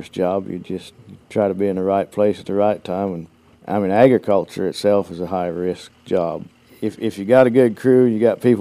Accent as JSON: {"language": "English", "region": "the West", "country": "United States", "moved": "yes", "lives_now": "Florida, United States", "said": "I'm from the West, and I'm proud of my heritage from the West."}